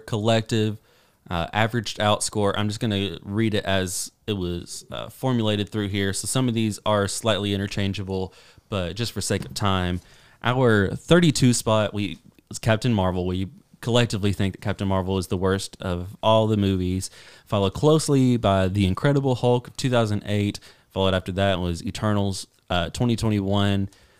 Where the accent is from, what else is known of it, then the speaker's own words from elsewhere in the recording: Kentucky, United States; I grew up in Kentucky, and for some reason, everybody drank Pepsi.